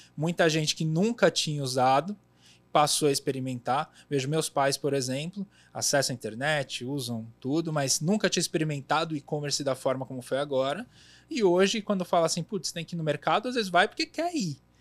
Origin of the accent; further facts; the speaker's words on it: São Paulo, Brazil; Também sou da Zona Leste de São Paulo